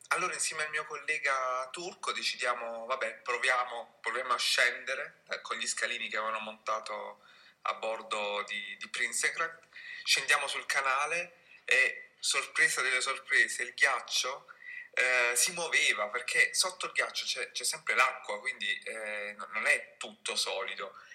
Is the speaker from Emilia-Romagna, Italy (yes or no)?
no; Apulia, Italy; moved away as an adult; now in Netherlands; Io sono del sud, ormai lo sapete, sono pugliese, sono originaria della Puglia